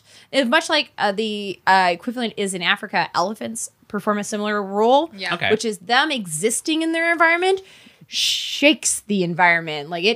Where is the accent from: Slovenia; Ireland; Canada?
Canada; Alberta; growing up in Alberta